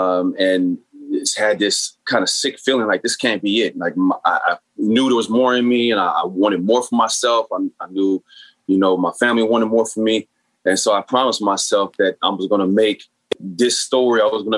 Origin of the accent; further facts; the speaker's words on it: San Bernardino, California, United States; So I grew up in San Bernardino, which is inner city, much like Watts or Oakland, a lot of projects, a lot of poverty, and therefore a lot of gangs.